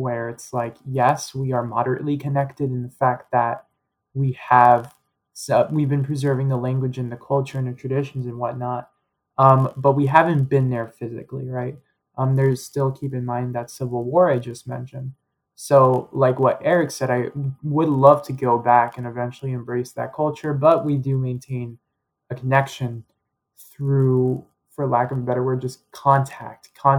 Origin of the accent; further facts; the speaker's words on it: New York City, New York, United States; I was born in 2001, born and raised in New York City, but both of my parents were married and then immigrated in 1996. During the Algerian Civil War. So as you might expect, they're from Algeria.